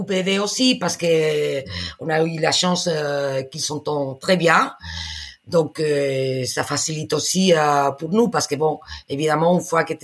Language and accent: French; Spain; French is a second language